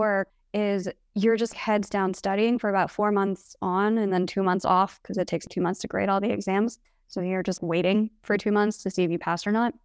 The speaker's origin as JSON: {"language": "English", "town": "Kansas City", "country": "United States", "tie": "born or raised there", "said": "I grew up in the suburbs of Kansas City"}